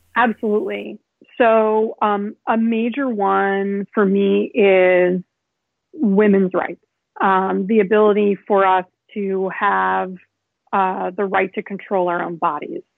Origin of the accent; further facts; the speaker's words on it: Chicago, Illinois, United States; now in New York, United States; I grew up in Chicago and I am now living in New York.